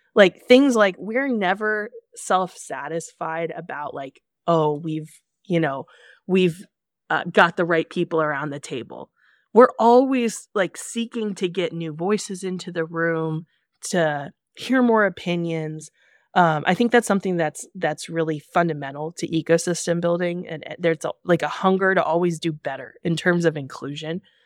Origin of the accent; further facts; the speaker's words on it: Kansas City, United States; I'm from Kansas City